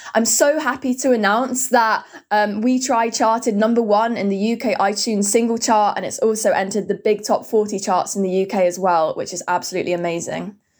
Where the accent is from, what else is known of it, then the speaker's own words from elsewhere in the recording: Hertfordshire, East of England, United Kingdom; I'm from Hertfordshire in the U K